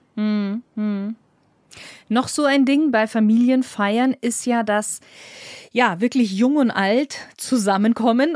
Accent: Germany; bei uns in Deutschland

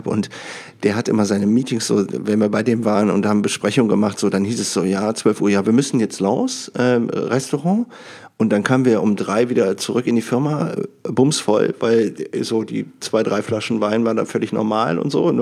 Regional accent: Düsseldorf, North Rhine-Westphalia, Germany; in, wo ich herkomme, Düsseldorf.

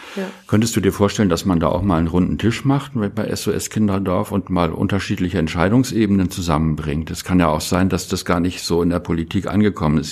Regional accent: Germany; einer wie ich äh, hier in Deutschland geboren

